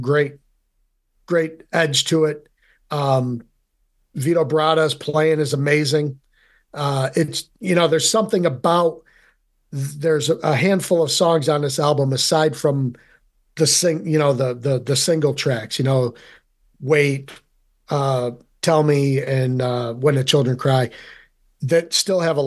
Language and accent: English; Rome, New York, United States; being from Central New York, I'm originally from Rome